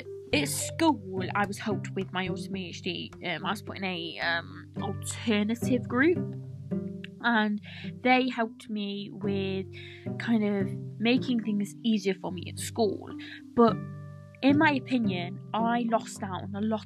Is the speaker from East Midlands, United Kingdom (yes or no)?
yes; Nottingham, East Midlands, United Kingdom; I am from Nottingham, England